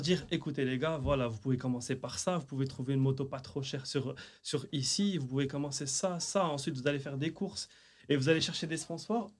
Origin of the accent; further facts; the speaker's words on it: Rabat, Rabat-Salé-Kénitra, Morocco; je suis de Rabat, la forêt de Hilton à l'époque